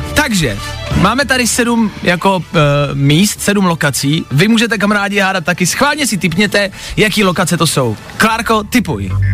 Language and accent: Czech; Plzeň, Plzeň Region, Czechia; Já jsem Plzeňák a my ty tramvaje vyrábíme